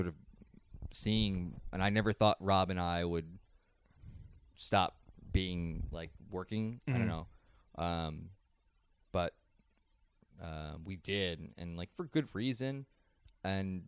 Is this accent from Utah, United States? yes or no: no; Kennett Square, Pennsylvania, United States; I'm from Kennett Square, the mushroom capital of the world